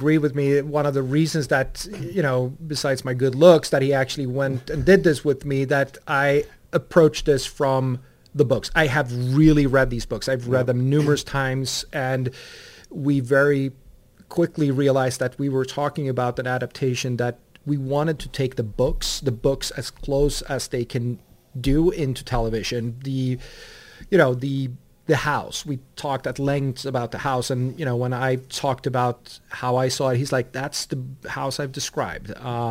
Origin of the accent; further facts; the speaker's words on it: Sweden; moved away as an adult; now in Los Angeles, United States; I'm from Sweden